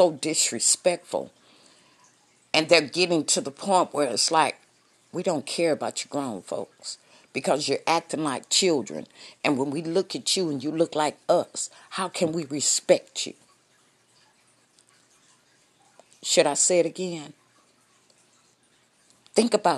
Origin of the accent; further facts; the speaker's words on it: Fresno, California, United States; I am from Fresno, California